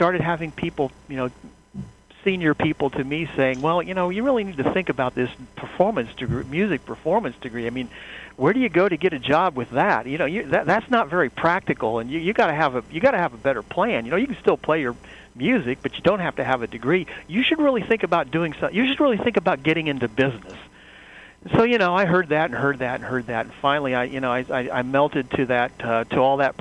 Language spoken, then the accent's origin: English; Wabash, Indiana, United States; I grew up in a town in northern Indiana, Wabash, Indiana